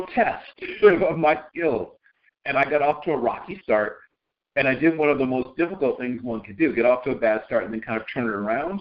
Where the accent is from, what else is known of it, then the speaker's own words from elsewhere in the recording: Virginia Beach, Virginia, United States; also born or lived in Norfolk, Virginia; my hometown of Virginia Beach